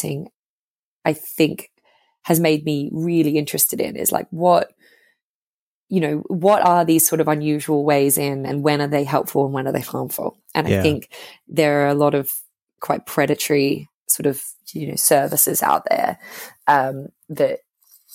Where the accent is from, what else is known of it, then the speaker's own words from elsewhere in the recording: Brisbane, Queensland, Australia; accent: Australian; moved away as an adult; also born or lived in Sydney, Australia; now in United Kingdom; I'm from Brisbane in Australia, where there kind of is no media.